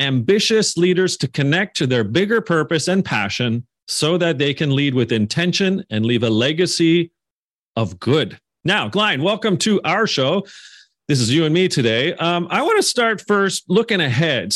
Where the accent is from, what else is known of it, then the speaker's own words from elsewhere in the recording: Canada; my home country of Canada